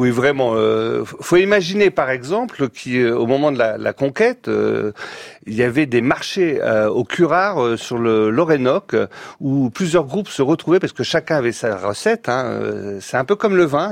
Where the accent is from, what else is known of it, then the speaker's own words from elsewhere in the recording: Brittany, France; quand on est breton